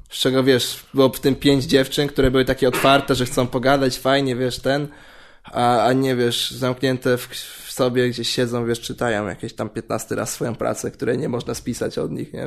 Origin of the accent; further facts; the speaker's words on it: Warsaw, Masovian Voivodeship, Poland; pochodzę, nie pochodzę z- nie z południa Warszawy, ale tam się wychowałem